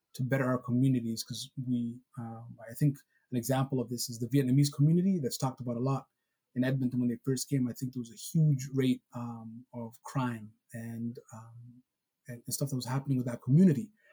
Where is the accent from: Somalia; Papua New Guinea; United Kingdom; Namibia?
Somalia; moved away; Even though I'm Somali and I was born in Somalia